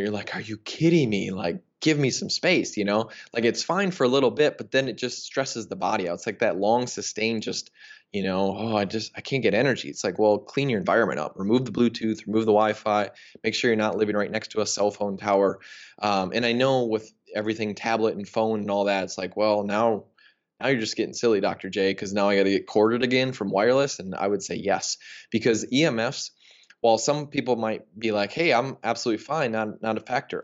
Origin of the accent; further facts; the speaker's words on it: United States; I grew up in the United States